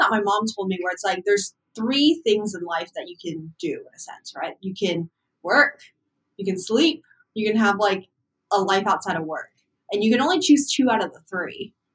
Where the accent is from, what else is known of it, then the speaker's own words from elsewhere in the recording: California, United States; moved away as an adult; also born or lived in Massachusetts; I was also from California